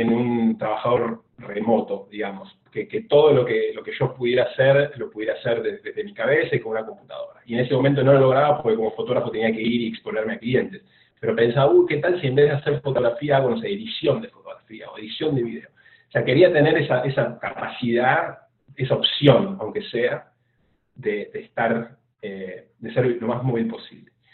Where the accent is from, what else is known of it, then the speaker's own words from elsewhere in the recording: Lanús, Buenos Aires Province, Argentina; accent: rioplatense; moved away as an adult; also born or lived in Australia; now in Houston, United States; yo soy de bueno, de Argentina, de la provincia de Buenos Aires, en la zona sur de la provincia, en un barrio que se llama Lanús